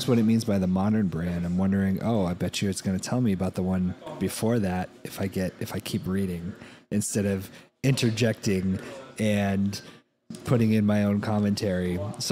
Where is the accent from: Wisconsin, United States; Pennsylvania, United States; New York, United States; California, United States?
California, United States; I'm from California